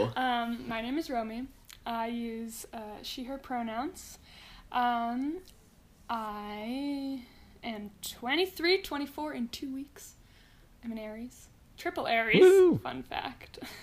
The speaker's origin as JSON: {"language": "English", "town": "Mountain View", "region": "California", "country": "United States", "tie": "born or raised there", "said": "I was born and raised in Mountain View, California"}